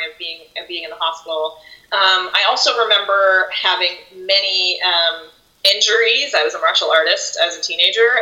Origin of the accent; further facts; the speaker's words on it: Nova Scotia, Canada; now in United States; growing up in Canada